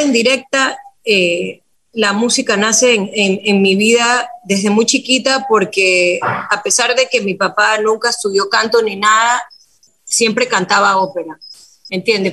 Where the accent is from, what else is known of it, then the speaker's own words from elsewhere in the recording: Guayaquil, Guayas, Ecuador; nací en Guayaquil